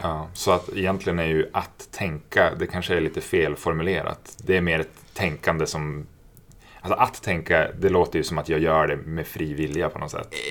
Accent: Norrland, Sweden; moved away; also born or lived in Stockholm; jag är från Norrland

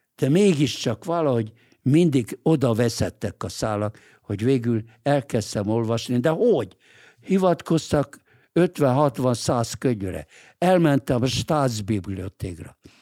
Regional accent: Budapest, Hungary; moved away as an adult; also born or lived in New York, United States; a 8. kerületben, ahol én egyébként születtem, én ott születtem. Én egy budapesti vagyok

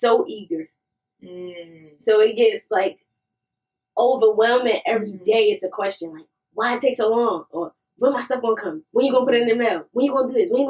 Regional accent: Newark, New Jersey, United States; I am from Newark, New Jersey, South 19th Street

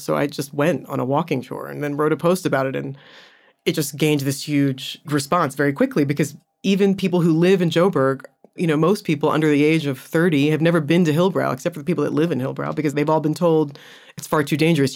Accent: United States; moved away as an adult; now in Johannesburg, South Africa; I'm American

